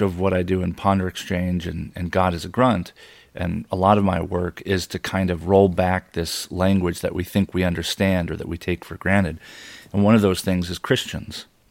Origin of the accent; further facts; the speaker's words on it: United States; I was born in America